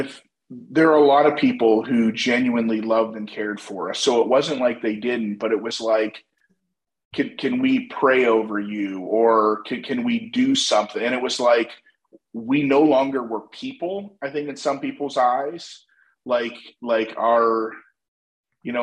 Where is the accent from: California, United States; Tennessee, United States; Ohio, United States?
Ohio, United States; Northeast; I grew up in Northeast Ohio.